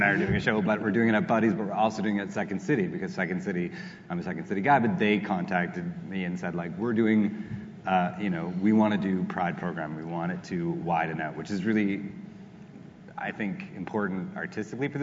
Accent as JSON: {"language": "English", "country": "Canada", "said": "we as Canadian populace"}